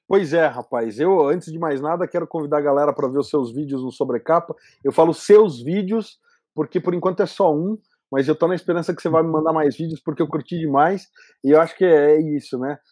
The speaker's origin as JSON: {"language": "Portuguese", "country": "Brazil", "said": "como brasileiro"}